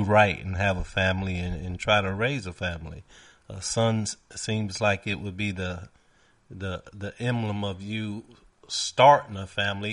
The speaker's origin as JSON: {"language": "English", "town": "New York City", "region": "New York", "country": "United States", "tie": "born or raised there", "said": "as a young man growing up in New York and Brooklyn"}